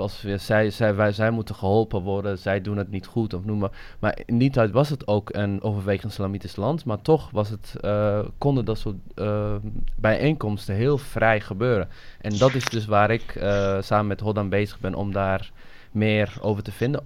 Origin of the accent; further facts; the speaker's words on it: Somalia; now in Netherlands; ik kom uit Somalië, ik, eh, ik ben in Somalië geboren